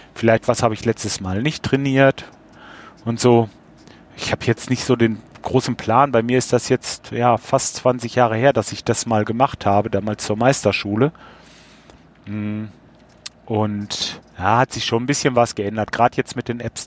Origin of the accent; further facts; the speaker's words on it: Lippe, North Rhine-Westphalia, Germany; accent: Lippe slang; In aller Uchte, sagen wir hier, bei uns in Lippe, von wegen, wir haben auch ein bisschen, ähm, ein bisschen Slang